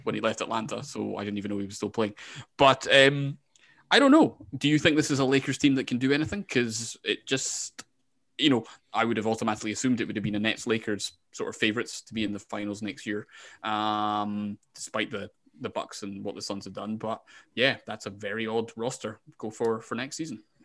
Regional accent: Scotland, United Kingdom; I'm from Scotland

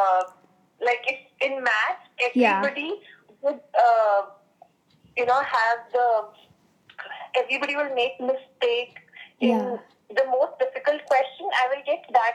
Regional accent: India; also born or lived in Bangalore; I'm from India

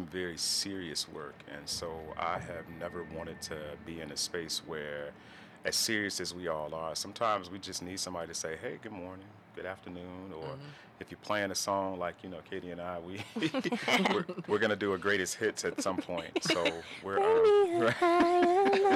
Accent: Chicago, Illinois, United States; moved away as an adult; now in Detroit, United States; I'm originally from Chicago, so I moved to Detroit like 11 years ago

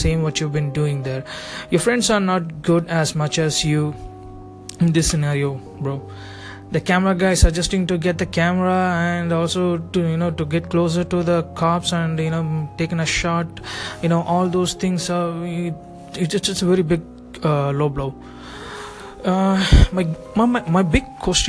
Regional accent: India; me being an Indian and following intense rituals

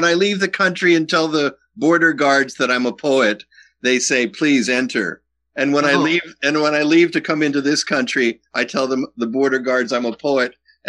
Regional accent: Wilkes-Barre, Pennsylvania, United States; moved away as an adult; also born or lived in Missoula, Montana; growing up in Wilkes-Barre.

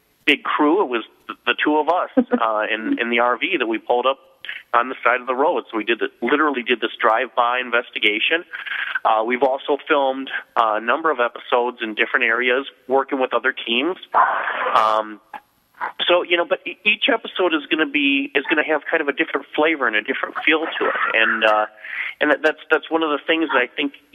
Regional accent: Chicago, Illinois, United States; accent: Chicago; I make fun of my Chicago accent too

